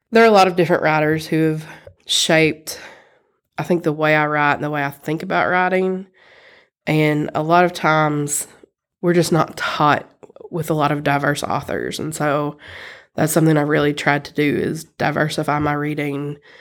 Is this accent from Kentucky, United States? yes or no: yes; Eastern Kentucky, United States; now in Lexington, United States; I grew up in Eastern Kentucky in a very rural place